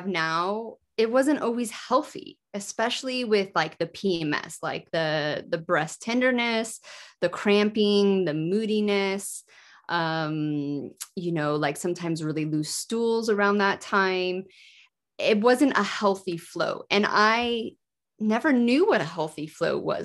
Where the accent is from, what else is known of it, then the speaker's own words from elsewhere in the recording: United States; moved away as an adult; also born or lived in Yorkshire, United Kingdom; I am American, but I lived in the UK for 14 years.